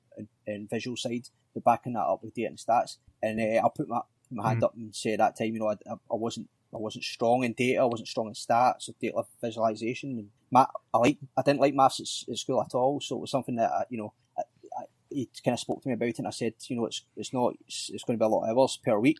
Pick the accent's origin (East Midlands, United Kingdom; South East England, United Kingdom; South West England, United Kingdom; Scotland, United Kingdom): Scotland, United Kingdom; Dunoon; I grew up in Dunoon